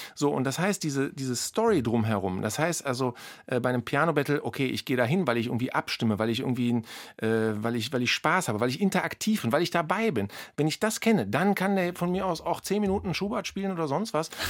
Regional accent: Berlin, Germany; als Berliner

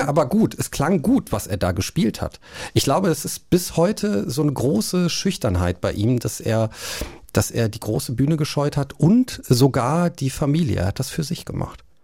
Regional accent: Cologne, North Rhine-Westphalia, Germany; ich bin ja in Köln groß geworden und natürlich ähm, nimmt man da diese Karnevalszeit mit, ne? als Urkölner

